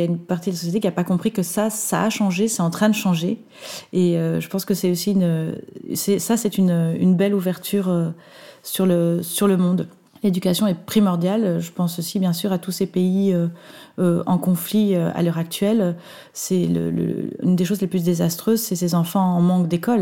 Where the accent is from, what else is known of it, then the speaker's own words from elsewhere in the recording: Belgium; chez nous en Belgique